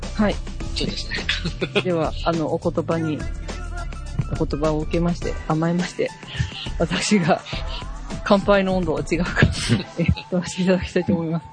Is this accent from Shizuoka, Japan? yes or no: no; Hyogo, Japan; 私の地元の兵庫県